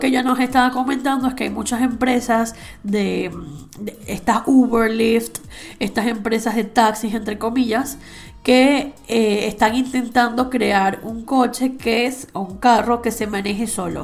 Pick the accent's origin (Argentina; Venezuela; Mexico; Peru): Venezuela; now in Spain; que venimos de Latinoamérica, estamos un poco acostumbrados al orgánico. O sea, en Venezuela tú ibas a la frutería